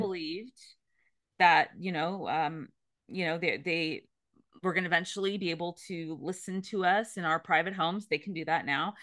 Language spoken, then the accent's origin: English; the Bay Area, California, United States; I grew up in California in the Bay Area